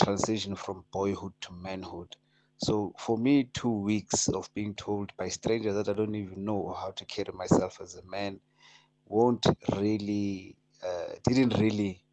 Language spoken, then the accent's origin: English; Gauteng, South Africa; I grew up here in Gauteng